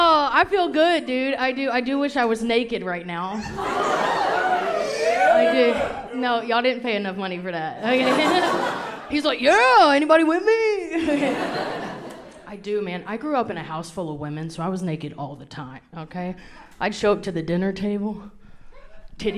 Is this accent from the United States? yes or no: yes; the South, United States; moved away; I grew up very Southern